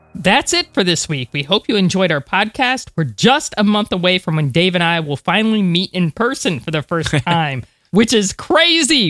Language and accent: English; Florida, United States; I'm from Florida.